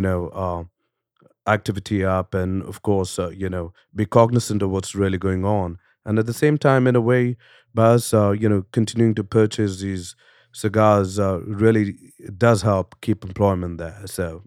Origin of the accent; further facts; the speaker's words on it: India; now in United States; I come from India